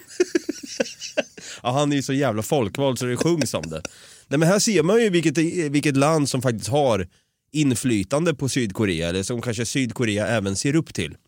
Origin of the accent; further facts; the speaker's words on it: Sweden; Jag är svensk